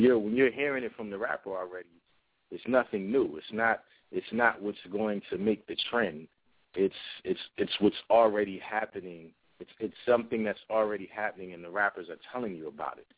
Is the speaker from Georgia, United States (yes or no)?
no; New Brunswick, New Jersey, United States; also born or lived in Willingboro, New Jersey; I am from New Brunswick, New Jersey. I grew up between uh, New Brunswick and Willingboro, New Jersey